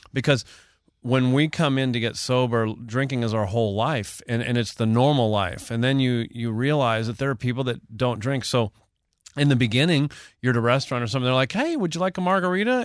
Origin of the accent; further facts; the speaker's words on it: Texas, United States; I'm from the South. I've lived in Texas most of my life